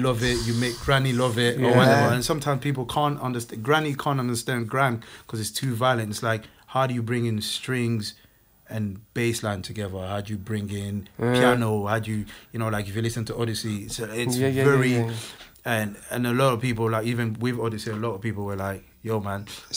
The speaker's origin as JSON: {"language": "English", "country": "Côte d’Ivoire", "first_language": "French", "second_language": "English", "moved": "yes", "said": "So we're both French natives. Like, we speak French. We're both from Ivory Coast"}